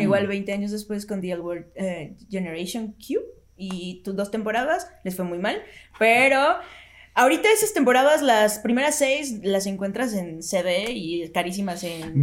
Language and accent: Spanish; Mexico; nosotros como cultura mexicana crecimos y nos educamos a través de la televisión y las novelas